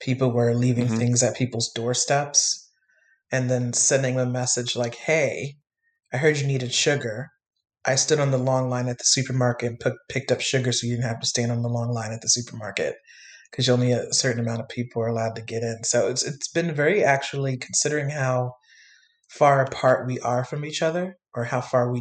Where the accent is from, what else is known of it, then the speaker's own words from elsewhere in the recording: New York City, New York, United States; I was born and raised in New York my entire life